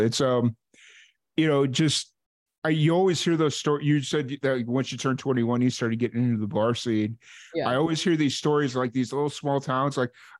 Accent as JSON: {"language": "English", "town": "Chicago", "region": "Illinois", "country": "United States", "tie": "born or raised there", "also_born_or_lived": "New Mexico / Bowling Green, Kentucky", "moved": "yes", "said": "growing up in Chicago"}